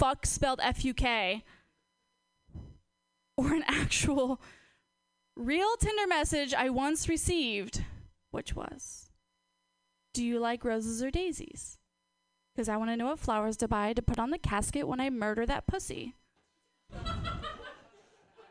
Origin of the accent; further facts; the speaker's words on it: Portland, United States; I'm from Portland